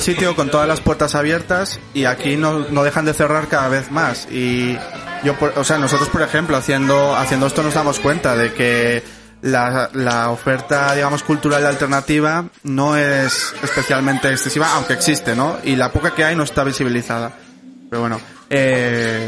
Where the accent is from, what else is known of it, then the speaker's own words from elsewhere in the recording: Morcín, Asturias, Spain; yo soy de Morcín